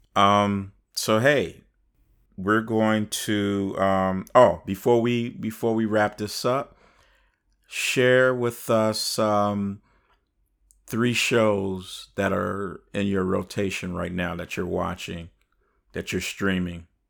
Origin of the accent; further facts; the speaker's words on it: Chicago, Illinois, United States; I'm from Chicago